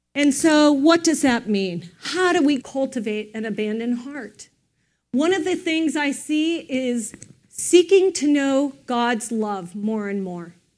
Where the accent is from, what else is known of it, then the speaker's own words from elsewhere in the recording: United States; we don't as an American culture